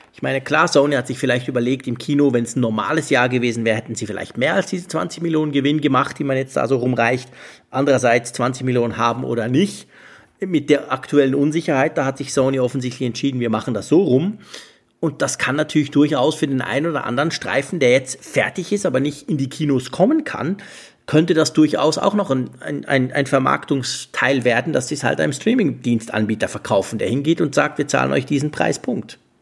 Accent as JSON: {"language": "German", "region": "Bern", "country": "Switzerland", "also_born_or_lived": "Netherlands", "said": "als Schweizer"}